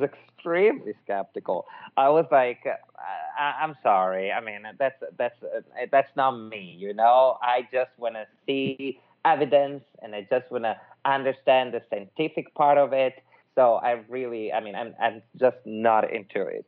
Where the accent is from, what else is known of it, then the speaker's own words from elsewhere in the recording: Milan, Lombardy, Italy; accent: Italian; English is a second language; now in Los Angeles, United States; I'm Italian from Milan, but actually now I live in Los Angeles